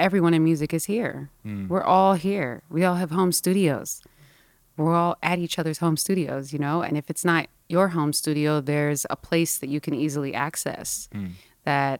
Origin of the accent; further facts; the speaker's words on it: Philadelphia, Pennsylvania, United States; moved away as an adult; also born or lived in Boston / New York; Born in Philly.